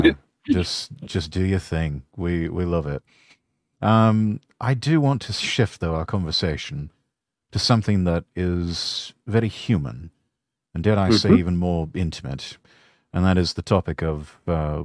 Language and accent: English; United Kingdom; I'm a Brit